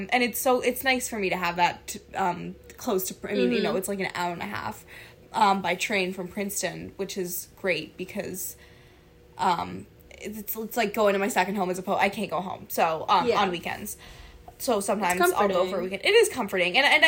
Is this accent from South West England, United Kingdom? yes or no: no; London, United Kingdom; I mean, you guys know I grew up in London, England. I'm a Brit. I am fully a Brit.